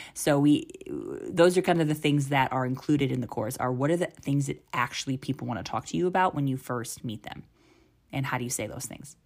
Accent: United States; now in India; I'm from the United States. but live full time in India.

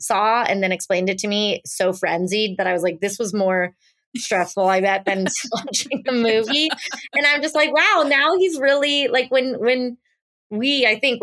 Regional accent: Orange County, California, United States; growing up in Orange County as a Jew

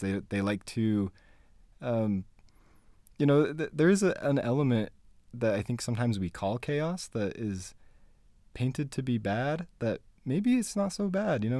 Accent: Spanish Fork, Utah, United States; also born or lived in Payson, Utah / Fort Worth, Texas; I grew up here. I grew up in Spanish Fork and Payson, Utah

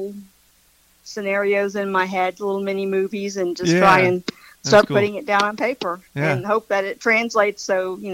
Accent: Tallahassee, Florida, United States; also born or lived in Gainesville, Florida; I am born and raised in Tallahassee

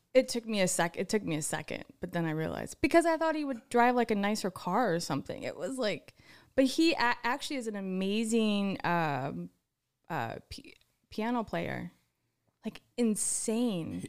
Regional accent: East Texas, United States; moved away; also born or lived in Wisconsin; I grew up in East Te-, Texas

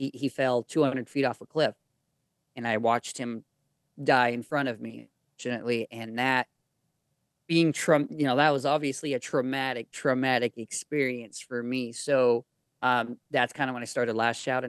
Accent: Arizona, United States; also born or lived in Mexico; I'm from Arizona

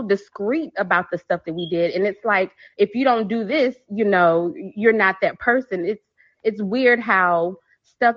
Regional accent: Texas, United States; I'm from Texas

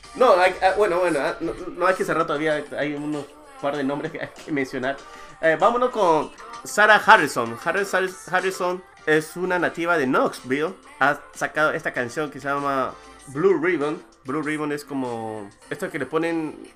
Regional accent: Peru; moved away; yo crecí en el Perú, me, desarrollé, estudié, primaria, secundaria, universidad

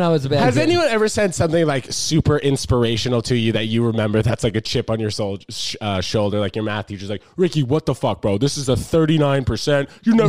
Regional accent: New York, United States; we're both from New York.

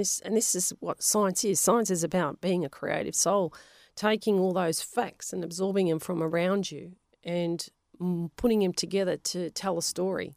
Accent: Melbourne, Victoria, Australia; first language Polish; English is a second language; where we were from, Avondale Heights, there was a lot of Italians

